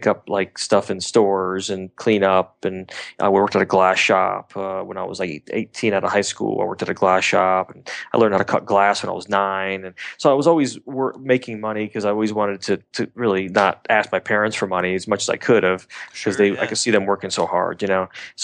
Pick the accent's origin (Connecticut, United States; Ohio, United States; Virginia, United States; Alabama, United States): Connecticut, United States; Stamford; moved away as an adult; also born or lived in Los Angeles; 6 years old, Stamford, Connecticut. Watched Marshall Brodeen's TV Magic Card commercials on TV back there